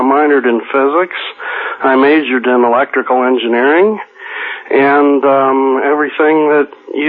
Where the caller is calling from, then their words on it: Las Vegas, Nevada, United States; Las Vegas.